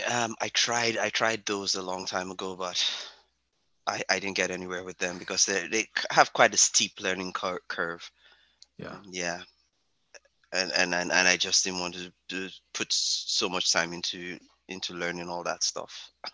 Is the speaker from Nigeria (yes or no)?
yes; Lagos, Nigeria; now in Nova Scotia, Canada; I grew up in the bustling city of Lagos